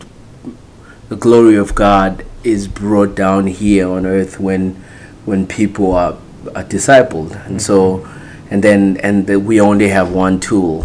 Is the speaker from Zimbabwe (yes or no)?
yes; Zimbabwe; moved away as an adult; also born or lived in Texas; now in United States; grew up in Zimbabwe, got saved there